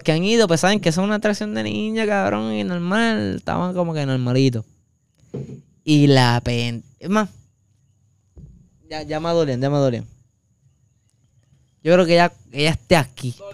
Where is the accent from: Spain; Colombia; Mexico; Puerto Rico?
Puerto Rico; Ponce; Y yo de Ponce orgulloso